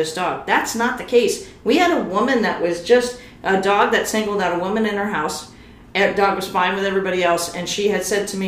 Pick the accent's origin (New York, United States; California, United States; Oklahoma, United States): New York, United States; I'm from New York